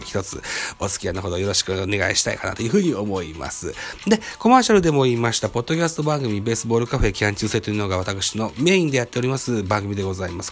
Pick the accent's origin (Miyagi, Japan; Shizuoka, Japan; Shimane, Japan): Shimane, Japan; 出身地は島根県でございます。生まれも育ちも現在も島根県に住んでございます。